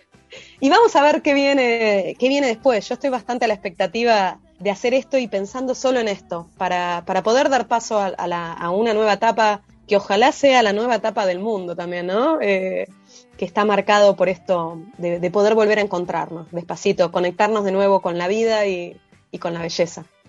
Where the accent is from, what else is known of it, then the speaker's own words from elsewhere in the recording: Buenos Aires, Argentina; soy porteña